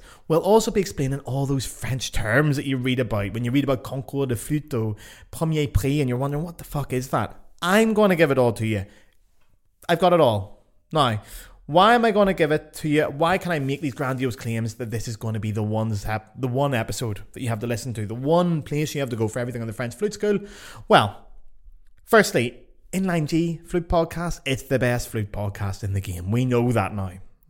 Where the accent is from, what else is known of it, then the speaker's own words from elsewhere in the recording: Ireland; So, trust me, I'm an Irish person. Me and France, Irish people in France are like cousins.